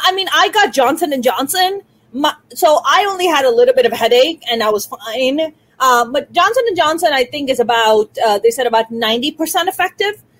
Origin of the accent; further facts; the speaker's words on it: Karachi, Sindh, Pakistan; now in Los Angeles, United States; You're in Karachi, which is my birth city. I was born and raised in Karachi